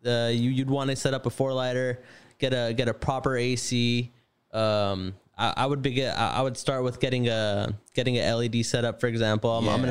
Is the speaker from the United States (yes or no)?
no; Lebanon; I knew nothing. I was fresh from Lebanon. I didn't have any experience.